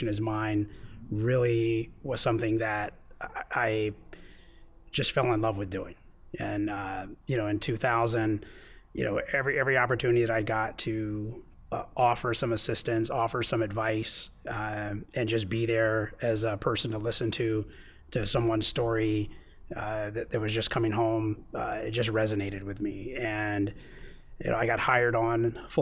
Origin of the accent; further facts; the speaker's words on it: East Coast, United States; now in San Diego, United States; Originally, I am from the East Coast